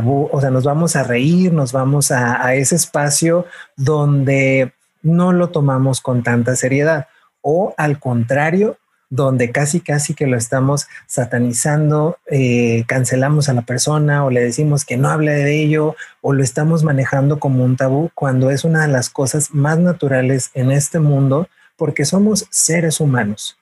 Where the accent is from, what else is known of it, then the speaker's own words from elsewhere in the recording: Mexico; como mexicanos, como latinoamericanos